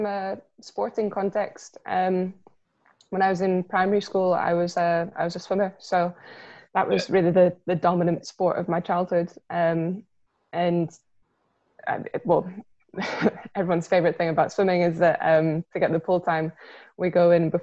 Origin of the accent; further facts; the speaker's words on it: Milngavie, Scotland, United Kingdom; I grew up in Mulgay